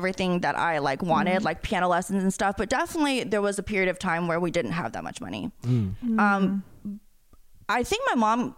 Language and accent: English; Atlanta, Georgia, United States; I grew up in Atlanta, Georgia, in like a middle class